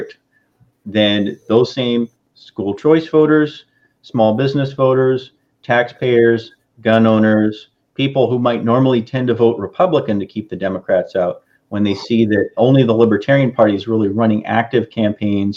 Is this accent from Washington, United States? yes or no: yes; Washington, United States; moved away; I'm from Washington, and we just call it Washington